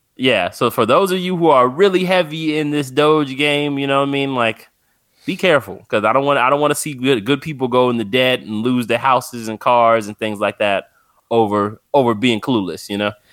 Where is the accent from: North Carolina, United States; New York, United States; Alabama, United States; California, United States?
California, United States; San Bernardino; I'm from San Bernardino, California, so I'm only about two and a half hours from Vegas